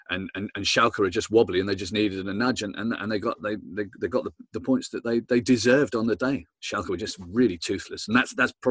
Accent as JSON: {"language": "English", "town": "Southampton", "region": "South East England", "country": "United Kingdom", "said": "I'm from Southampton, so I've got my own problems."}